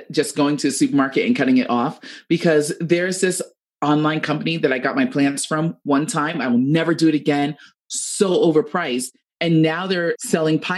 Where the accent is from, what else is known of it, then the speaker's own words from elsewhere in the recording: Jamaica; I'm Jamaican, whoop, whoop.